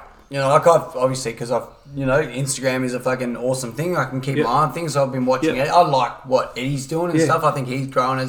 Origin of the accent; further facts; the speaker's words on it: Perth, Western Australia, Australia; moved away; I was from Perth originally